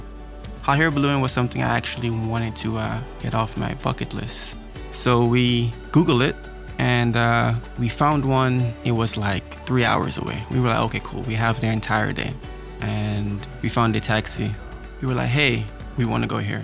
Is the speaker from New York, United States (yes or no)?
yes; New York, United States; I'm from New York